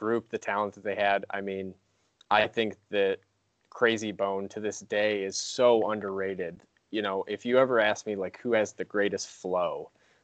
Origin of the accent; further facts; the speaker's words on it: Ashville, Ohio, United States; my hometown, Asheville, Ohio